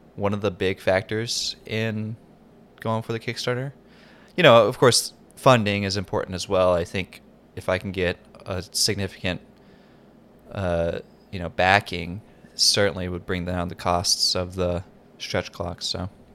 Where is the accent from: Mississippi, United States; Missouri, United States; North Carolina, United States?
North Carolina, United States; I grew up in North Carolina, and we don't have wildfires.